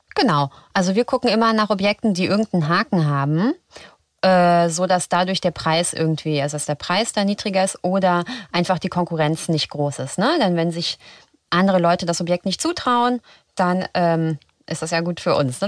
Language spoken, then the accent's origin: German; Frankfurt, Hesse, Germany; now in Berlin, Germany; ich komme aus Frankfurt